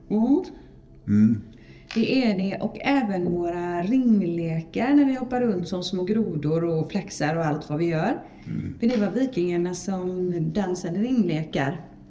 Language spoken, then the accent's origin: Swedish; Sweden; vi är så modiga svenskar